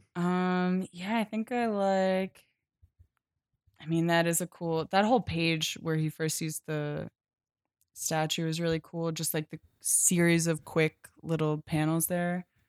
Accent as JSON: {"language": "English", "region": "Pennsylvania", "country": "United States", "said": "I'm from Pennsylvania"}